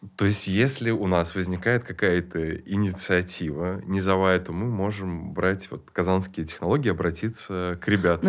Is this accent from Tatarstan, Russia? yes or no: yes; Kazan, Tatarstan, Russia; Я родился в Суконной Слободе